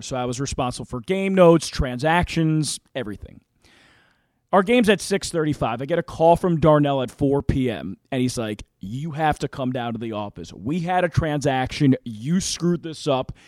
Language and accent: English; Philadelphia, Pennsylvania, United States; I grew up in Philadelphia.